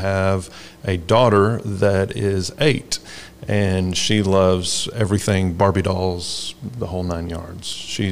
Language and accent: English; Tennessee, United States; also born or lived in Sevierville, Tennessee / Olive Branch, Mississippi / Memphis, Tennessee; I was born in Sevierville, Tennessee, lived there for a while, moved across Tennessee